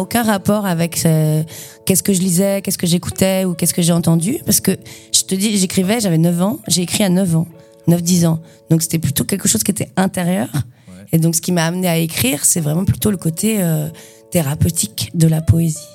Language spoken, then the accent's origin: French; Saint-Nazaire, Pays de la Loire, France; also born or lived in Brittany / Nantes / Quimper; now in Montreuil, France; je suis née à Saint-Nazaire dans le 44 en Loire-Atlantique, sur l'estuaire